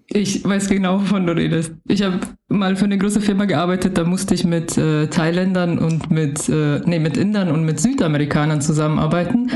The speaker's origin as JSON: {"language": "German", "country": "Germany", "tie": "born or raised there", "said": "ich ja aufgewachsen bin in Deutschland"}